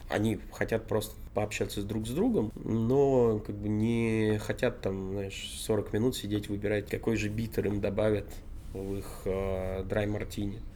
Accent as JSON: {"language": "Russian", "town": "Vorkuta", "region": "Komi Republic", "country": "Russia", "tie": "born or raised there", "moved": "yes", "lives_now": "Saint Petersburg, Russia", "said": "детство в Воркуте"}